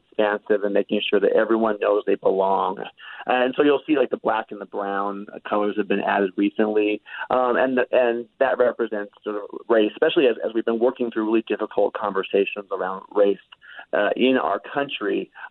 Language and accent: English; Oregon, United States; moved away; I grew up in Oregon in the 80s